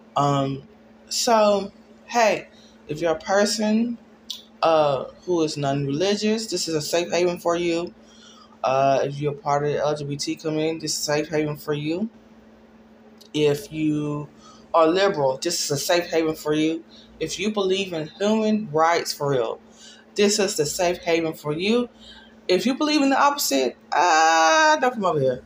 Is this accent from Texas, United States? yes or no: yes; Dallas, Texas, United States; I'm from Dallas, Texas